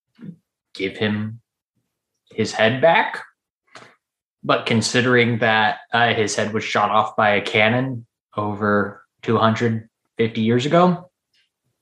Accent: Texas, United States; we are from Texas

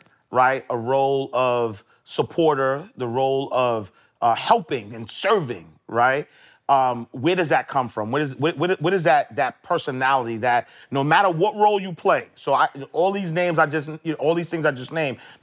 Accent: New York City, New York, United States; growing up in Harlem, I didn't have role models

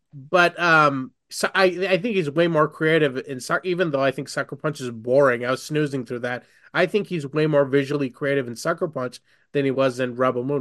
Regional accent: India; I'm Indian.

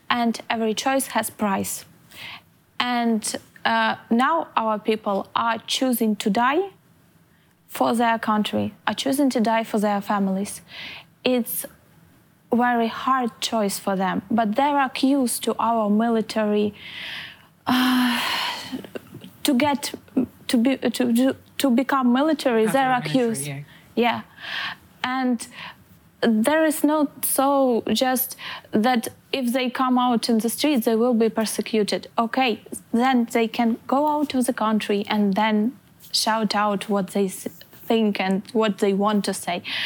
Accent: Lviv, Lviv Oblast, Ukraine; moved away as an adult; now in Tallinn, Estonia; I'm from Lviv

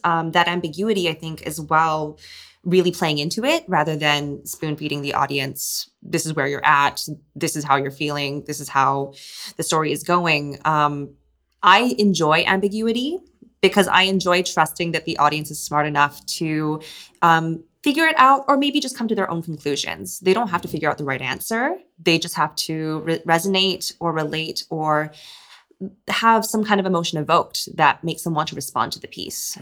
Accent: Hong Kong; born or raised there; moved away

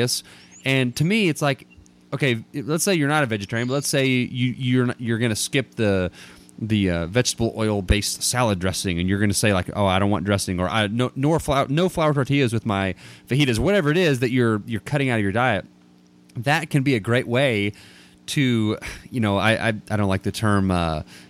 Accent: Dallas, Texas, United States; now in Abilene, United States; I'm from Dallas too, and live in Abilene, West Texas

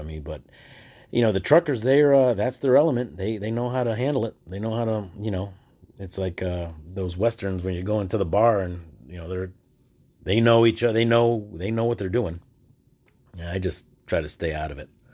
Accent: United States; I'm from the United States

